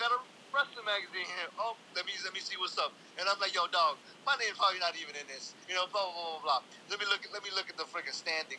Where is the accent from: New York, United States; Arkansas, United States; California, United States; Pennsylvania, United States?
New York, United States; New York City; I grew up in the Lower East Side, Manhattan.